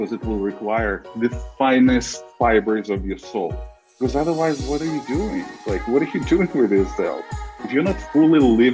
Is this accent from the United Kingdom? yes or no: no; Belarus; moved away as an adult; now in United States; I'm originally hailing from Belarus